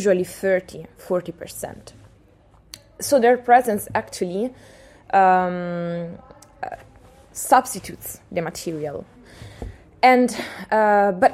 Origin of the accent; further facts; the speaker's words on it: Pesaro, Marche, Italy; now in Amsterdam, Netherlands; Pesaro, my hometown